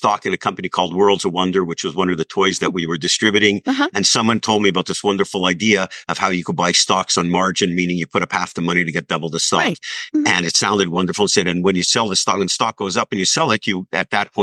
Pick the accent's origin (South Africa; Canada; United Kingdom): Canada; Montreal, Quebec; I grew up in Montreal